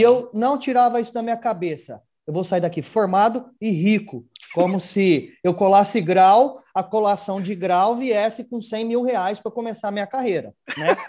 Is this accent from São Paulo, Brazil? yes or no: yes; Ribeirão Preto, São Paulo, Brazil; eu sou natural de Ribeirão Preto